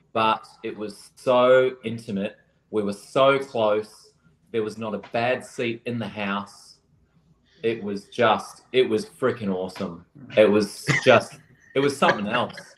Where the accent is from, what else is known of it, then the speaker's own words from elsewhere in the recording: Australia; my home country